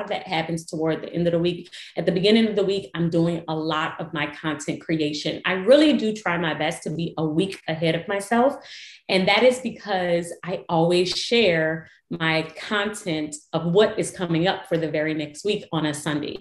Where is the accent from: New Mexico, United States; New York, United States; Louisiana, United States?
Louisiana, United States; New Orleans; I was born and raised in New Orleans